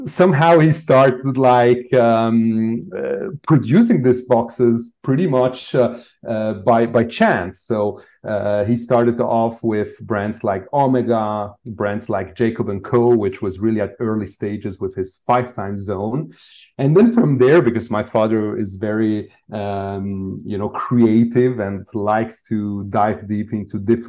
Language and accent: English; Lausanne, Vaud, Switzerland; I grew up in Lausanne, so very near to Geneva